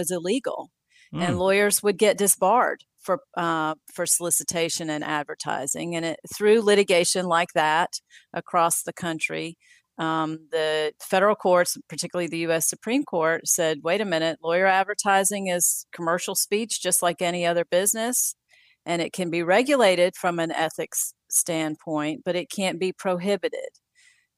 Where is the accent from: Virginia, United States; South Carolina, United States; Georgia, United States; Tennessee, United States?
South Carolina, United States; Spartanburg; also born or lived in Columbia, South Carolina; returned to my hometown of Spartanburg